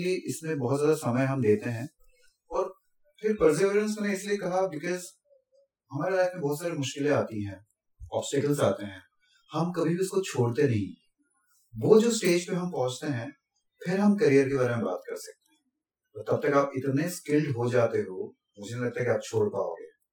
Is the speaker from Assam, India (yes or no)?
yes; Assam, India; moved away as an adult; also born or lived in Pune; now in Mumbai, India; मैं तो आसाम से हूँ